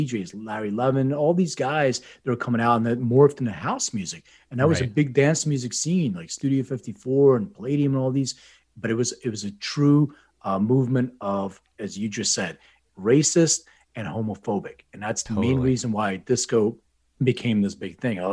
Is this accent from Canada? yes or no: no; Lithuania; moved away; I was born in Lithuania